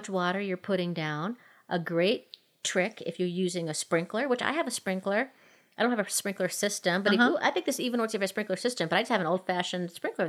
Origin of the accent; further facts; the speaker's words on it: Minnesota, United States; now in Colorado, United States; growing up in Minnesota